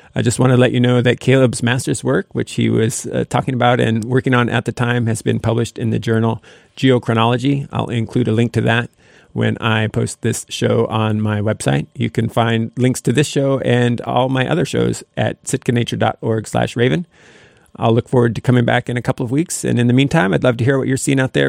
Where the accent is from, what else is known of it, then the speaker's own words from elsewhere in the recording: Sitka, Alaska, United States; I'm from Sitka, and Sitka is the only place that I really wanna live